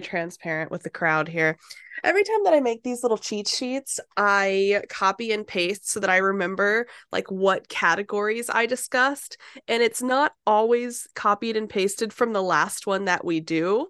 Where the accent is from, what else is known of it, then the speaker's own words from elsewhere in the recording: Florida, United States; we get iguana alerts because we're from Florida